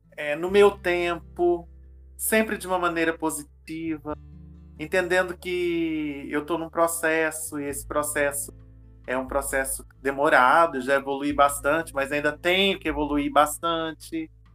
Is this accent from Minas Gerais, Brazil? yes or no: yes; Minas Gerais, Brazil; como bom mineiro que eu sou